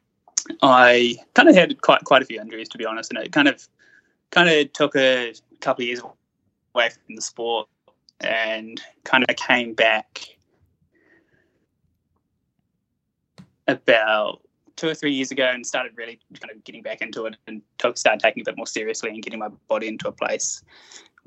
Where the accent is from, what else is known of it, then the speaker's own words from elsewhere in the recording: Taranaki, New Zealand; I grew up down in Taranaki